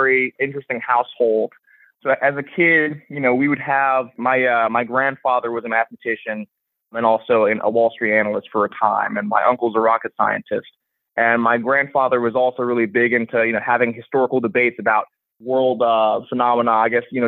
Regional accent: New York, New Jersey, East Coast, United States; I grew up on the East Coast, New York, New Jersey

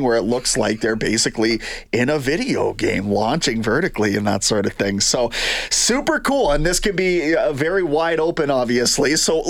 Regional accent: Canada; though I wish as a Canadian I could get eyes on it.

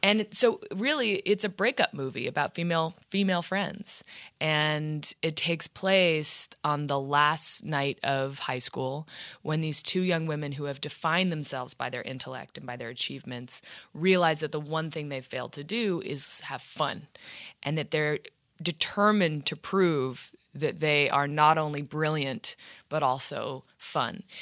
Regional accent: Washington, District of Columbia, United States; moved away; also born or lived in New York City; And then my parents moved to D C

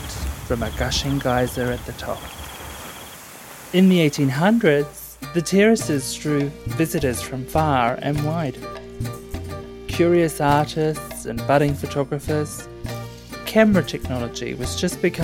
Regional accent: North Island, New Zealand; the New Zealand Tourism Board was established in my hometown in 1901

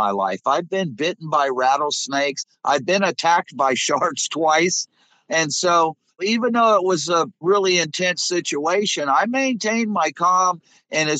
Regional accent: Florida Everglades, United States; I was born and raised in the Florida Everglades

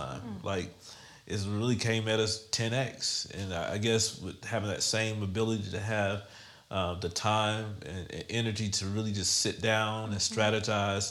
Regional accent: Fayetteville, North Carolina, United States; I grew up in North Carolina.

